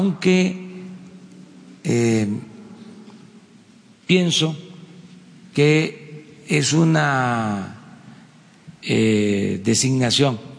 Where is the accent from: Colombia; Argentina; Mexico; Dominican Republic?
Mexico; No somos mexicanos de primera, de segunda, de tercera